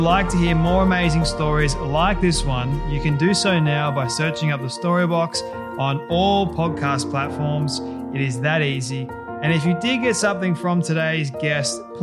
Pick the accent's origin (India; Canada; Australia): Australia; I'm Australian